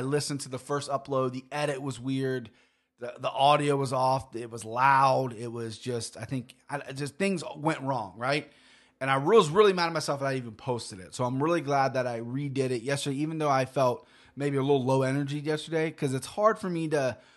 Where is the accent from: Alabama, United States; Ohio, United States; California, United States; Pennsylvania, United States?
Ohio, United States; Cincinnati